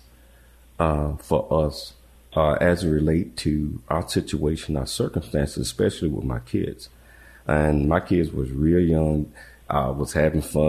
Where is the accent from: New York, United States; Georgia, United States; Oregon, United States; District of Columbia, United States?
District of Columbia, United States; Washington; moved away as an adult; now in Dallas, United States; from D.C. I never wanted to leave D.C.